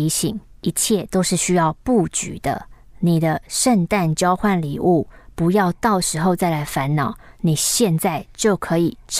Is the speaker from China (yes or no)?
no; Kaohsiung, Taiwan; also born or lived in Taichung; 因为西尊哈在台中读书，我是高雄人，每个礼拜来回来回来回，精神不好